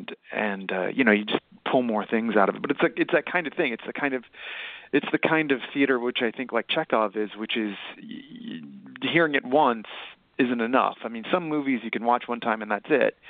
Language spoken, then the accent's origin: English; High Point, North Carolina, United States; now in Brooklyn, United States; my hometown, High Point, North Carolina